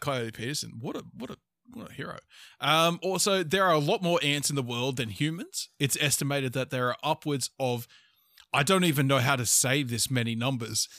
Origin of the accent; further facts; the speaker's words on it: Australia; we're also Australian